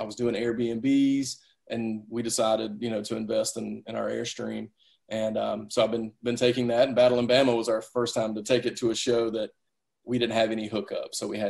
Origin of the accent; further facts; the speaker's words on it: the South, United States; And I'm from the South. I want to shake everybody's hand.